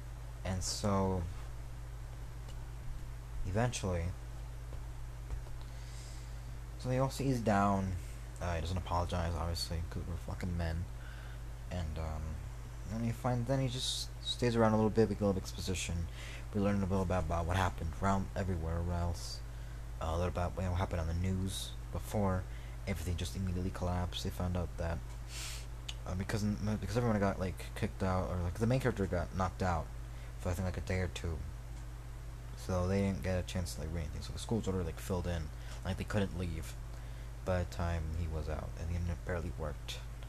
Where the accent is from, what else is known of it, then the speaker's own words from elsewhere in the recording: Colonia Monte Mariana, central Mexico, Mexico; The ice, actually getting to my hometown of Colonia Monte Mariana. Small town in Mexico. Central Mexico, I think.